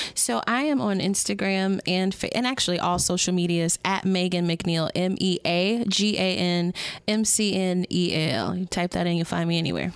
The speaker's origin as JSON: {"language": "English", "town": "Chicago", "region": "Illinois", "country": "United States", "also_born_or_lived": "Kalamazoo, Michigan", "moved": "yes", "said": "I'm from Chicago, Illinois"}